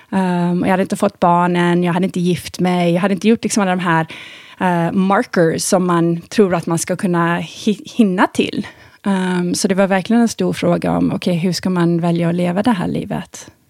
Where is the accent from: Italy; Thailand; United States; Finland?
Thailand; Jag eh, hade ju väldigt eh, severe astma när jag var liten i Thailand